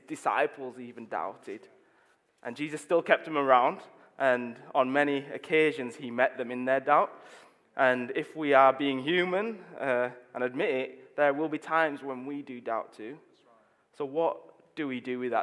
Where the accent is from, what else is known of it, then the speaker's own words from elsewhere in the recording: Leeds, Yorkshire and the Humber, United Kingdom; I'm from Leeds. I grew up in Chapel Town.